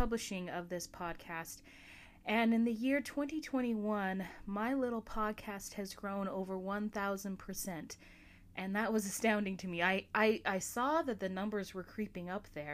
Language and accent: English; Alaska, United States; my home state of Alaska